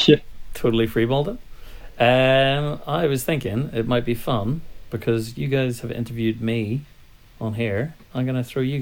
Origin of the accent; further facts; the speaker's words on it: Belfast, Northern Ireland, United Kingdom; moved away; also born or lived in New Zealand; born in Belfast, but got a Kiwi passport, got a Irish passport and a British passport thanks to the Good Friday Agreement, and now I've got a nice shiny new Australian passport in the post.